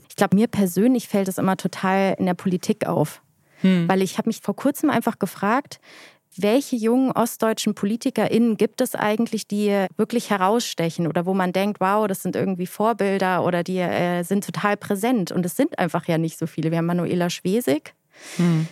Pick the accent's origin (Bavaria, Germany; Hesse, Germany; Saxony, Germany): Saxony, Germany; Leipzig; moved away as an adult; also born or lived in Munich / Mannheim; ich bin in Bayern geboren, aber ich bin hier aufgewachsen. Eigentlich habe ich hier viel mehr die Connection, also zu Leipzig